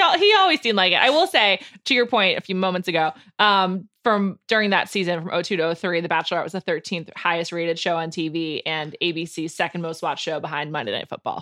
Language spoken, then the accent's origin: English; East Coast, United States; I was from the East Coast